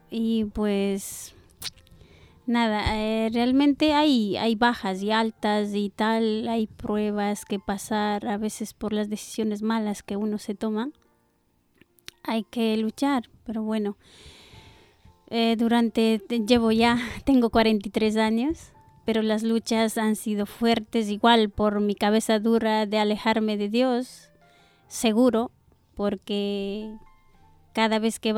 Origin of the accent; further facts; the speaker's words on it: Ecuador; now in Spain; Bueno, llevo muchos años aquí, eh, soy de Ecuador.